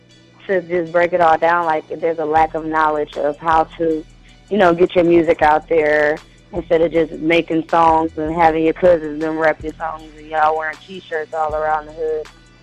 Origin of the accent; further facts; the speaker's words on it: Milwaukee, Wisconsin, United States; moved away as an adult; now in Atlanta, United States; I'm a cheesehead. I'm from Milwaukee.